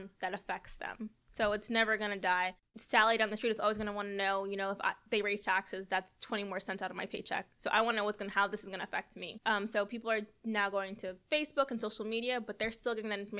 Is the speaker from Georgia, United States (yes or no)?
yes; Marietta, Georgia, United States; now in Savannah, United States; my hometown paper of Marietta